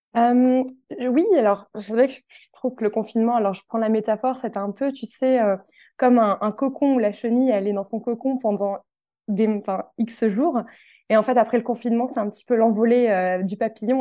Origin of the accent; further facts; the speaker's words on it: Tours, Centre-Val de Loire, France; moved away as an adult; now in Paris, France; J'habite actuellement sur Paris, mais je suis originaire de Tours à la base.